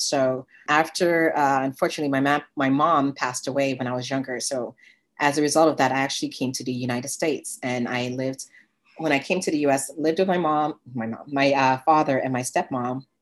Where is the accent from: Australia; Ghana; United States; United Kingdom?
Ghana; moved away; I was born in Ghana, West Africa